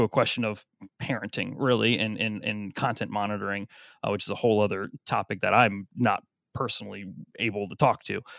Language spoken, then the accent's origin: English; Florida, United States; now in Oregon, United States; I grew up in Florida